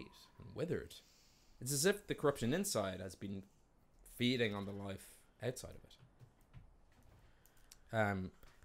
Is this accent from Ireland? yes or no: yes; Ireland; moved away; also born or lived in North America; I'm actually Irish.